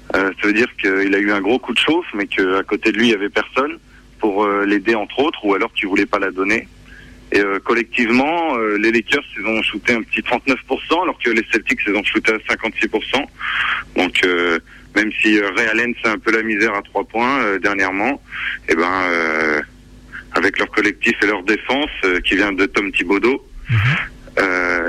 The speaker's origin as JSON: {"language": "French", "town": "Grenoble", "region": "Auvergne-Rhône-Alpes", "country": "France", "also_born_or_lived": "Lyon", "said": "je viens de Grenoble et de ses environs"}